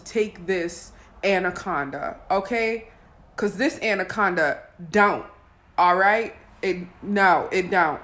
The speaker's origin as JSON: {"language": "English", "region": "Wisconsin", "country": "United States", "said": "I'm from Wisconsin"}